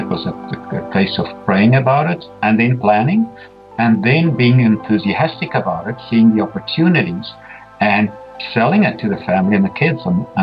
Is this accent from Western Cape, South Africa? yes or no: no; Pretoria, Gauteng, South Africa; accent: South African Canadian, Afrikaans; first language Afrikaans; English is a second language; moved away as an adult; now in Canada; my first language is Afrikaans. And so if you've never heard what a South African Canadian sounds like, the Afrikaans version, this is what it sounds like after 20 years in Canada. So I was born in a city called Pretoria, grew up there, went through university